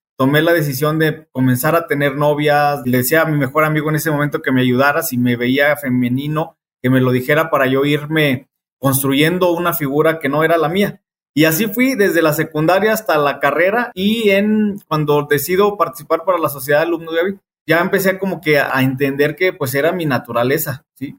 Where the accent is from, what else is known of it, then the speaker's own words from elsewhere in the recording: Saltillo, Coahuila, Mexico; moved away as an adult; now in Aguascalientes, Mexico; soy originario de Satillo, Coahuila. Tengo radicando en Aguascalientes alrededor de 10 años